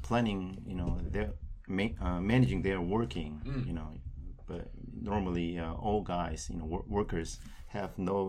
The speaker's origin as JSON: {"language": "English", "region": "Daegu", "country": "South Korea", "second_language": "English", "said": "I graduated my college landscape architecture department, and in 1989, and I came from Daegu City."}